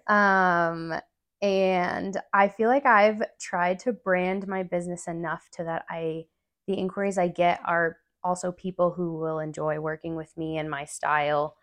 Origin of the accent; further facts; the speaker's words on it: Albuquerque, New Mexico, United States; moved away as an adult; now in Durango, United States; I grew up there with my mom